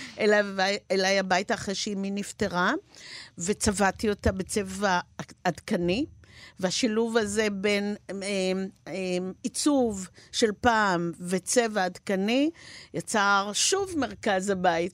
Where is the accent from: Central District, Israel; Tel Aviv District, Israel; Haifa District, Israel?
Haifa District, Israel; Haifa; now in Hod HaSharon, Israel; אני ילידת חיפה אמנם, וגרה היום בהוד השרון